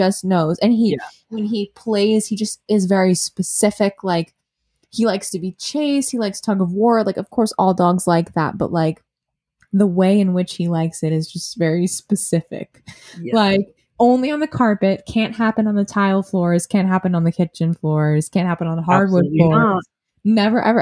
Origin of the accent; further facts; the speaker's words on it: Massachusetts, United States; moved away as an adult; now in Brooklyn, United States; I'm from Massachusetts. I live in Brooklyn